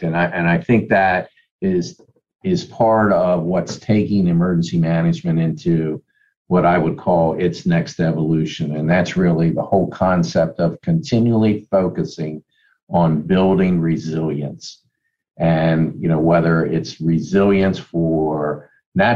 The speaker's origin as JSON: {"language": "English", "town": "Elkton", "region": "Maryland", "country": "United States", "tie": "born or raised there", "said": "I grew up in Cecil County. It was the town of Elkton"}